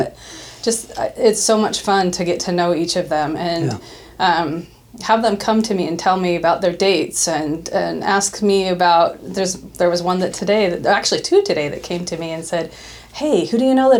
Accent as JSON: {"language": "English", "town": "Boise", "region": "Idaho", "country": "United States", "tie": "born or raised there", "said": "I'm born and raised in Boise, graduated from Bora High School."}